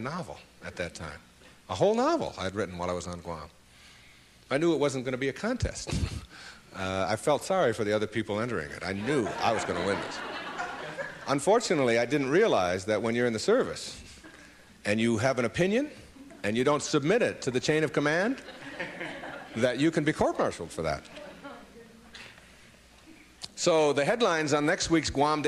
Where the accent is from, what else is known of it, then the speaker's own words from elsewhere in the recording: Detroit, Michigan, United States; moved away; my hometown was Detroit